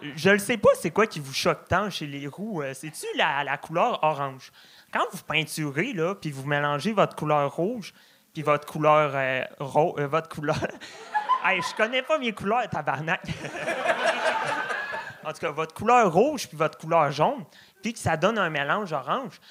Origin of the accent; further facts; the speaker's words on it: Beauce, Quebec, Canada; je viens de la Beauce